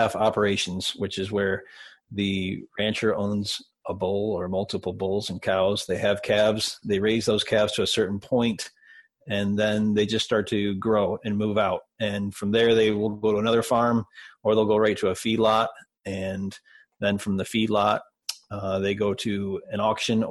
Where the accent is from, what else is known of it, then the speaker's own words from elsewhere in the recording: Detroit, Michigan, United States; I grew up in Detroit